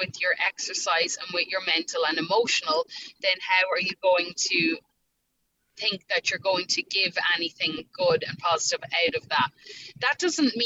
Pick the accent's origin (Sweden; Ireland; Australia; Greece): Ireland; accent: Irish; moved away as an adult; now in Nashville, United States; I'm an Irish girl in America with the accent